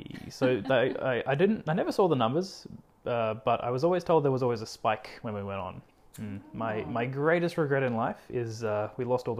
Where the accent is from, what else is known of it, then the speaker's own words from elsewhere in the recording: Cairns, Queensland, Australia; born there; But yeah, I was born in Cairns.